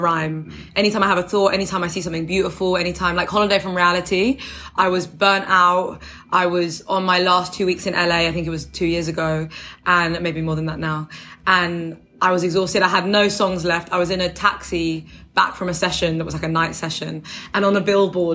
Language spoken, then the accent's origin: English; London, United Kingdom; Where I'm from, I don't live there anymore, but I'm from Deptford in New Cross